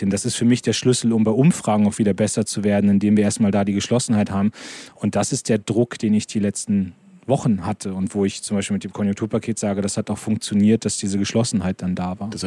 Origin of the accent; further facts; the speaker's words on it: Lower Saxony, Germany; ich komme aus Niedersachsen, da ist noch alles in Ordnung, in meinem Wahlkreis ist alles in Ordnung.